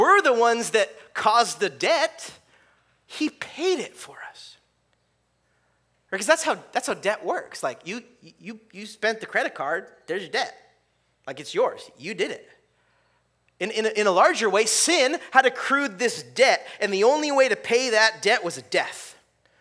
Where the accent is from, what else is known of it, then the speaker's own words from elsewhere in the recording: California, United States; I grew up in California